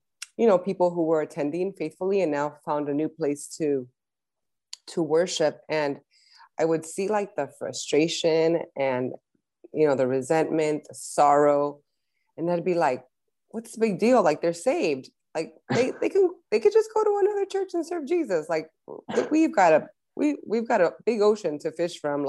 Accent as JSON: {"language": "English", "town": "Los Angeles", "region": "California", "country": "United States", "tie": "born or raised there", "said": "both of us, born and raised in LA."}